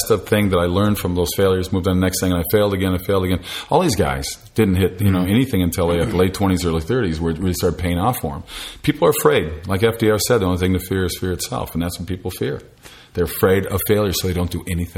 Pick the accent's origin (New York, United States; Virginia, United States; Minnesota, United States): Minnesota, United States; Minneapolis; moved away; I'm from the Minneapolis area